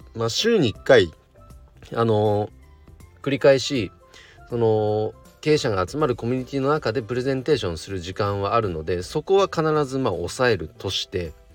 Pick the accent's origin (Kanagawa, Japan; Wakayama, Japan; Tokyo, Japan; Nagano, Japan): Nagano, Japan; 地元長野県の